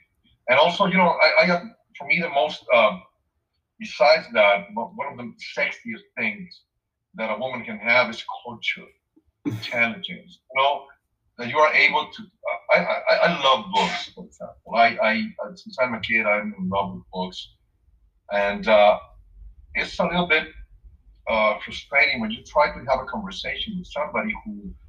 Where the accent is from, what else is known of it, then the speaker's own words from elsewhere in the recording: Mexico City, Mexico; moved away; I'm from Mexico City originally.